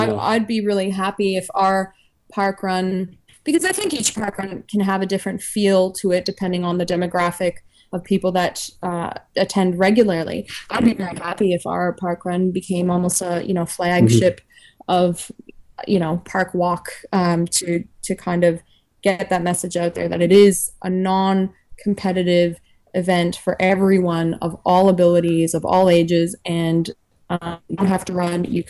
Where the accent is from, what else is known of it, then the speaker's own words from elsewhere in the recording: Toronto, Ontario, Canada; now in Australia; We're both from Canada. I'm from Toronto.